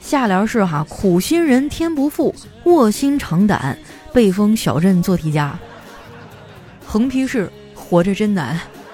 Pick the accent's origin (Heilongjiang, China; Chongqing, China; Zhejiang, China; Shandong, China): Heilongjiang, China; Qitaihe; moved away; 我老家七台河也没有疫情啊